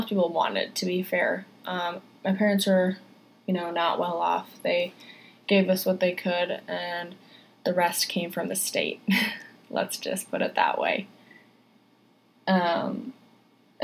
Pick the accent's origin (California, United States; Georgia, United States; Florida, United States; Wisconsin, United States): Wisconsin, United States; moved away as an adult; I'm from Wisconsin originally. That's where I was born. And I'm the oldest of 8 kids. And we all lived on a farm.